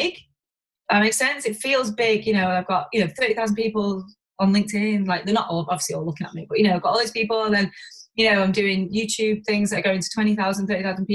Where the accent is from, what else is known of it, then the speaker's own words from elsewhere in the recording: Warrington, North West England, United Kingdom; We're both from Warrington